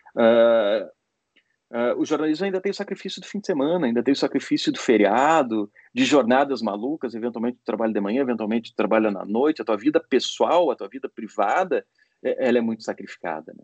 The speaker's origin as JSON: {"language": "Portuguese", "town": "Porto Alegre", "region": "Rio Grande do Sul", "country": "Brazil", "also_born_or_lived": "Recife", "moved": "as an adult", "lives_now": "São Paulo, Brazil", "said": "Eu comecei a minha vida em Porto Alegre, eu sou de Porto Alegre."}